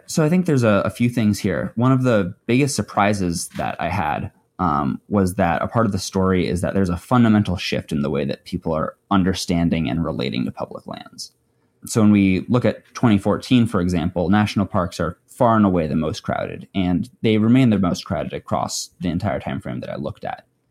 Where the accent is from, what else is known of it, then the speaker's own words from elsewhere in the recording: Wyoming, United States; I grew up in Wyoming